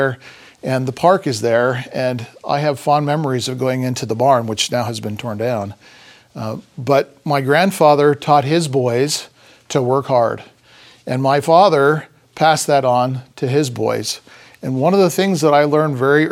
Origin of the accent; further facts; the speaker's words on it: Idaho Falls, Idaho, United States; also born or lived in Paris, France; now in Boise, United States; I grew up in Idaho Falls, or Ammon, and we spent a lot of time in Boise.